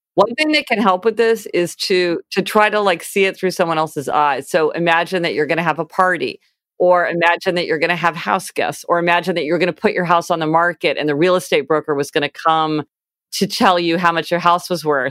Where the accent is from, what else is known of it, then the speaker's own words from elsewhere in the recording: Kansas City, United States; now in New York City, United States; I grew up in Kansas City